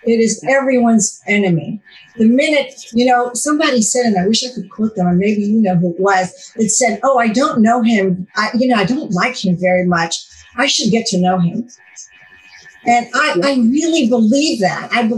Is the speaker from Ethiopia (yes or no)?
yes; Ethiopia; also born or lived in Israel; When I grew up, I was born in Israel. And when I was 5.5 years old, my father, who was a general surgeon, was sent to Ethiopia